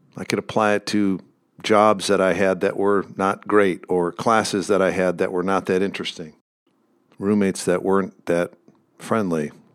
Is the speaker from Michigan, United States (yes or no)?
yes; Michigan, United States; I grew up in Michigan